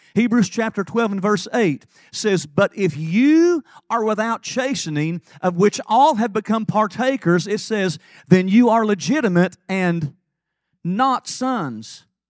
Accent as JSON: {"language": "English", "town": "Lake City", "region": "Tennessee", "country": "United States", "tie": "born or raised there", "said": "I was raised in Lake City, Tennessee"}